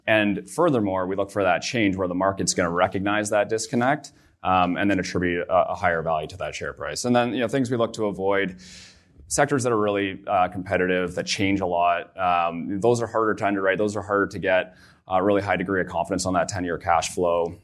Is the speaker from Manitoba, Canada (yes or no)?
no; Barrie, Ontario, Canada; also born or lived in Vancouver, British Columbia; I'm from Barrie, Ontario, so an hour north of here.